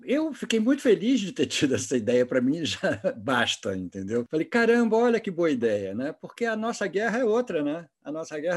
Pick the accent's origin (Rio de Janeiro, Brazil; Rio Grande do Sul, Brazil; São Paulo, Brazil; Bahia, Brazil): Rio de Janeiro, Brazil; Não, não, sou carioca.